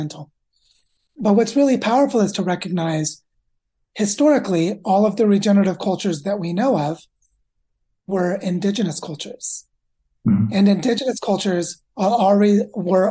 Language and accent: English; Missouri, United States; I grew up in the state of Missouri